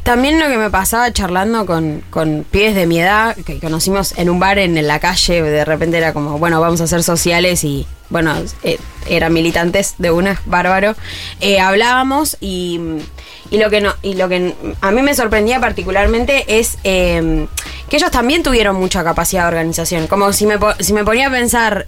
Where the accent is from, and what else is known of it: Argentina